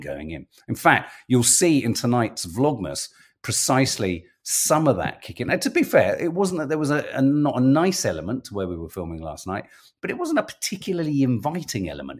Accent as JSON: {"language": "English", "region": "London", "country": "United Kingdom", "said": "as a Londoner, and this is as a Londoner"}